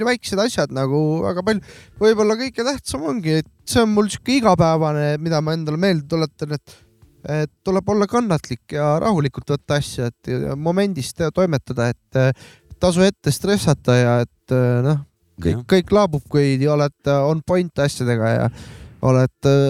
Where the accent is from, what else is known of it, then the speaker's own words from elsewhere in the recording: Estonia; mina, ta, olen eestlane, ütlen Skiesvonaks, nii nunnu